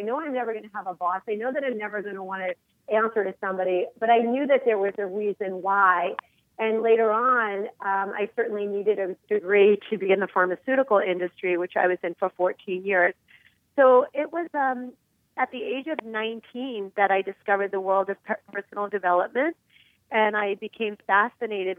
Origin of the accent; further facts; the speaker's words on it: New York City, New York, United States; I was born in Queens, New York, just outside of New York City.